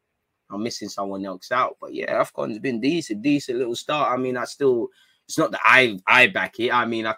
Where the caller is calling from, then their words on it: Australia; I'm watching from Australia. Big up the Aussies, man.